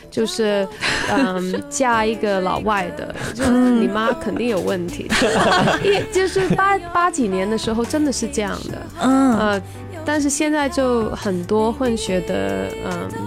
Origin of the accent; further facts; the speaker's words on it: Hong Kong; 在香港，